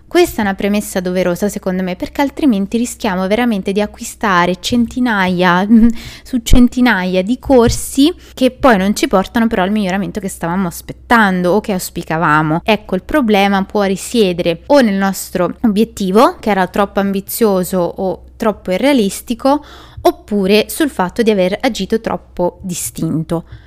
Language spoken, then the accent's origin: Italian; Italy; noi italiani